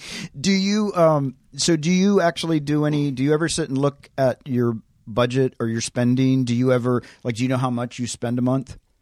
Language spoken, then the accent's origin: English; Tennessee, United States; I grew up in Tennessee